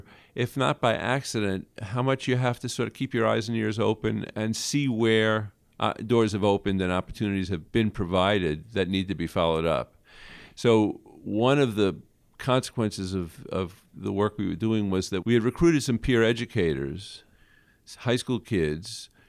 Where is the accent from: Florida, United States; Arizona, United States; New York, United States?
New York, United States; Brooklyn; I grew up in Brooklyn and was born the year Jackie Robinson integrated baseball.